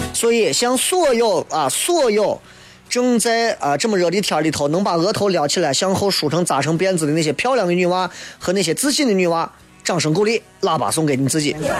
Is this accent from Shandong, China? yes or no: no; Xi'an, Shaanxi, China; 我们西安人的面